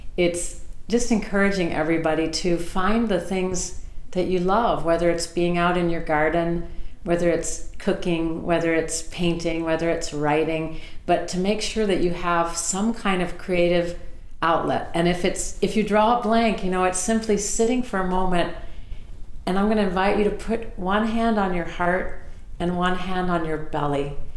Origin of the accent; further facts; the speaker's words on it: Southern California, United States; I grew up in Southern California